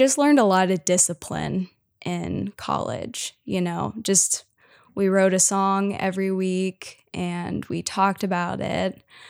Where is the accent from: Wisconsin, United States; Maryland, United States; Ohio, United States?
Ohio, United States; Cincinnati; moved away as an adult; now in Memphis, United States; yeah, so I grew up in Cincinnati, lived in like different suburbs of Cincinnati kind of my whole life. So yeah, and then I eventually moved to Memphis, Tennessee to go to school for songwriting.